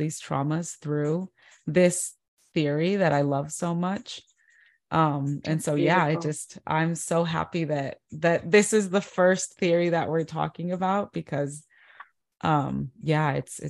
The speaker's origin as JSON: {"language": "English", "region": "California", "country": "United States", "said": "I'm from California, so the beach is a huge part of my life"}